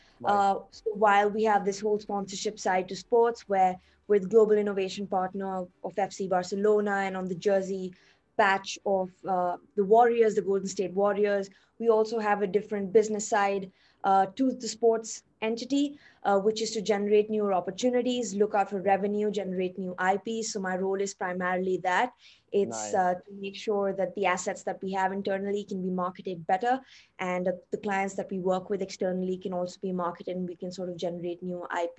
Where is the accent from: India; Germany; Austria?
India; now in Tokyo, Japan; I am from India originally.